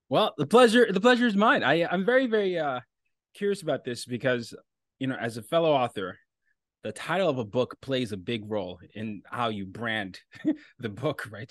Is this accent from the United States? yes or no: no; Nigeria; I'm from Nigeria